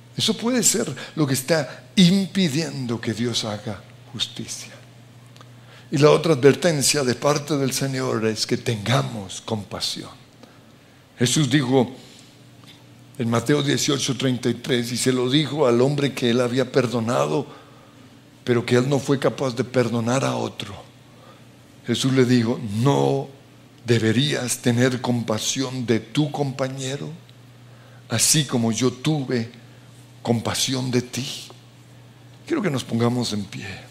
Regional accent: Colombia; como colombianos

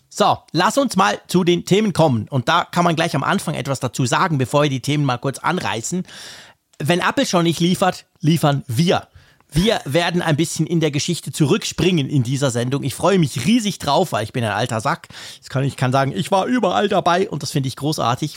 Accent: Switzerland; first language Swiss German; das Schweizerdeutsch ist schon nicht nur, das ist letztendlich unsere Sprache

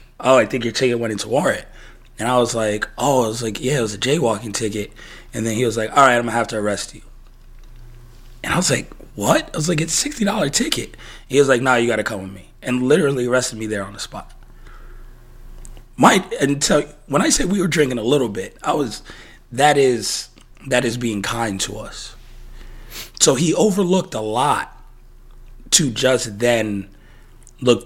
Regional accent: United States; moved away; also born or lived in New York, United States / Las Vegas, Nevada, United States; growing up in New York, growing up in Vegas

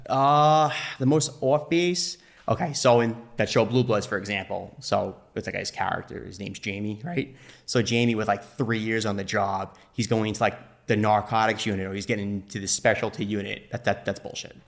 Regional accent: Nassau County, Long Island, New York, United States; I'm from Nassau County, Long Island.

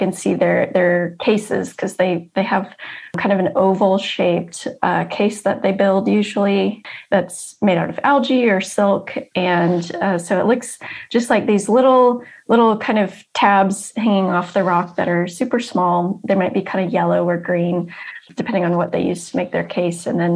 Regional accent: South Georgia, United States; where I grew up in South Georgia

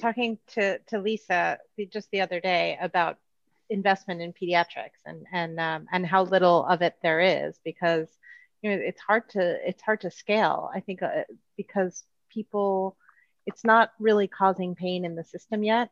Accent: United States; now in Spain; as an American

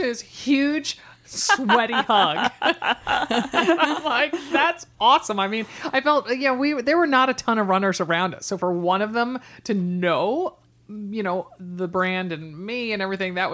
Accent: East Coast, United States; now in Portland, United States; I'm such an East Coaster still

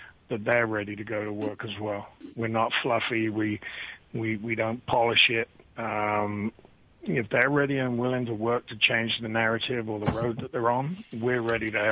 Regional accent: United Kingdom; moved away as an adult; now in United States; I'm a British veteran of 10 years

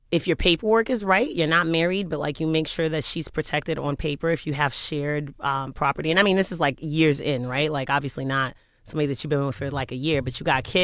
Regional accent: Paris, Île-de-France, France; born there; I was born in Paris.

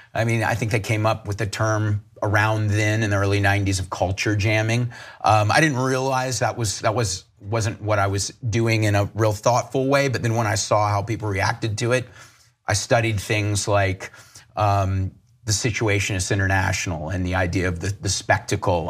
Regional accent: Charleston, South Carolina, United States; I grew up in Charleston, South Carolina

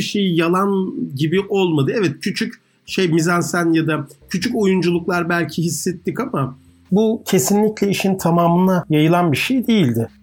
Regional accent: Ankara, Turkey; moved away; Yeni mahallede büyüdüm. Yeni mahallede Şentepe'nin eteklerindedir

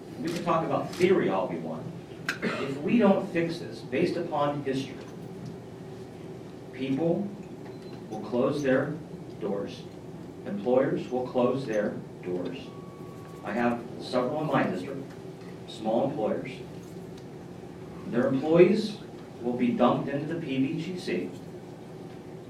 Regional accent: Columbus, Ohio, United States; I grew up in Columbus, non-political family

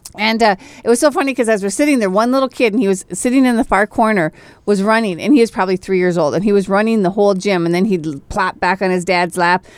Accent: Minnesota, United States; I am Minnesotan

